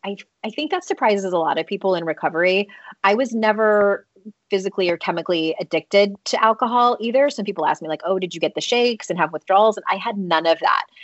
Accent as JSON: {"language": "English", "country": "United States", "tie": "born or raised there", "said": "I grew up in the United States"}